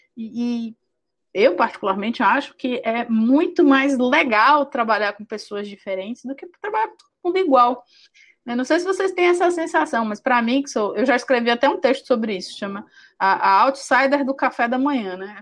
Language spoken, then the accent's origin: Portuguese; Salvador, Bahia, Brazil; eu sou de Salvador